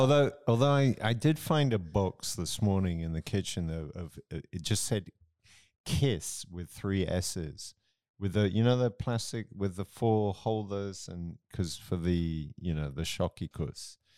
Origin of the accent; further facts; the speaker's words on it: Romsey, South East England, United Kingdom; moved away; in my hometown of Rumsey, where I grew up